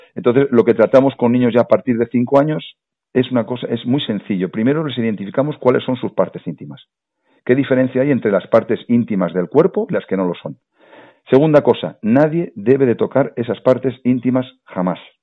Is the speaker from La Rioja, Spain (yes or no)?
yes; La Rioja, Spain; La Rioja, de donde yo soy